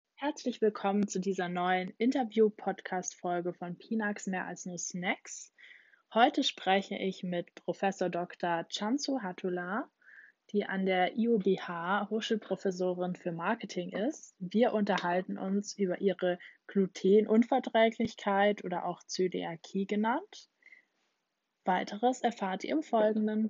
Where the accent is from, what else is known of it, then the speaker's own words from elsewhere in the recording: Germany; bei uns in Deutschland